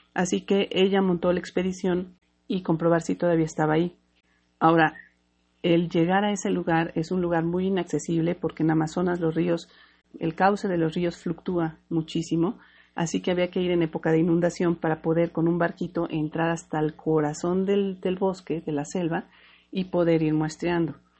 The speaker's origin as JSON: {"language": "Spanish", "country": "Mexico", "said": "soy mexicana"}